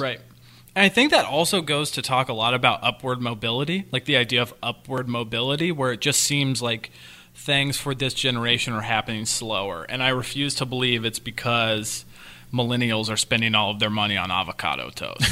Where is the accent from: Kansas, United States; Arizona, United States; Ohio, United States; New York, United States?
Kansas, United States; I'm from the Midwest, Kansas